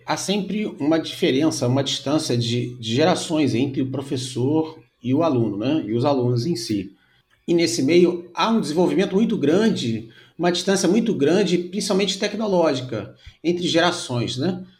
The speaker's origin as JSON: {"language": "Portuguese", "region": "Rio de Janeiro", "country": "Brazil", "said": "eu sou do Rio de Janeiro"}